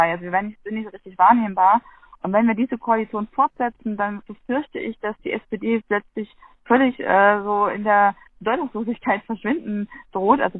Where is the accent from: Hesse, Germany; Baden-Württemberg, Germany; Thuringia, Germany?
Thuringia, Germany; Gera; meine Heimatstadt in Gera ist die Linke zum Beispiel sehr stark.